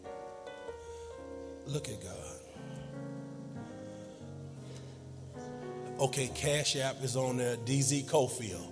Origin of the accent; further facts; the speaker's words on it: New York, United States; moved away; also born or lived in Dallas; I'm from New York, by way of Dallas.